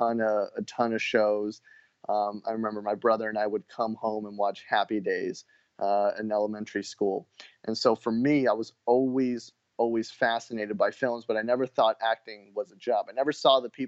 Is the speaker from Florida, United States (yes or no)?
no; Orange County, California, United States; also born or lived in Los Angeles, California; I was born in LA, but I grew up in Orange County